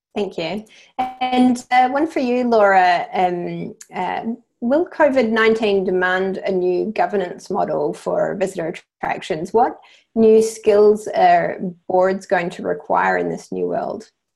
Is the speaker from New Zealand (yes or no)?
yes; New Zealand; accent: New Zealand; you can probably tell from my accent that I'm from New Zealand.